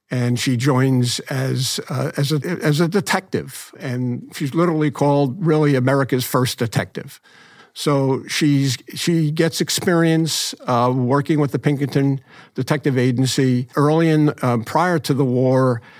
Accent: New York, United States; being a New Yorker myself

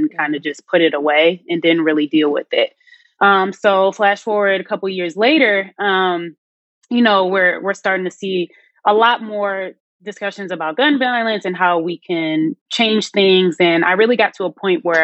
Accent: Chicago, Illinois, United States; I'm from Chicago

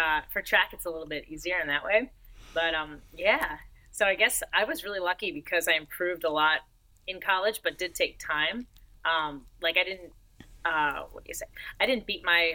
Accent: Marlboro, New Jersey, United States; moved away as an adult; also born or lived in Florida; now in Orlando, United States; She went to my high school in New Jersey because I grew up in New Jersey from like 7 to 18.

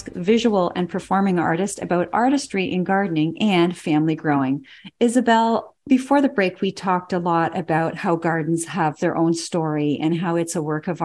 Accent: Toronto, Ontario, Canada; born there; I was born in Toronto.

